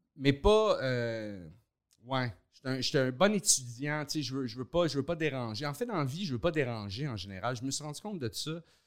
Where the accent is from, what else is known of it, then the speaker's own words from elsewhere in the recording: Montreal, Quebec, Canada; also born or lived in Laval; je suis né à Montréal, puis euh, j'ai habité là jusqu'à l'âge de 9 ans